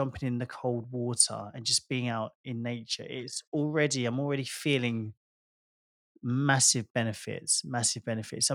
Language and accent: English; United Kingdom; moved away; I love being British.